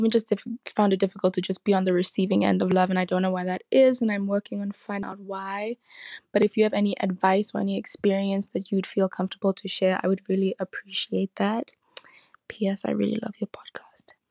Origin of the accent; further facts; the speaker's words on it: Denver, Colorado, United States; I am from Denver, Colorado.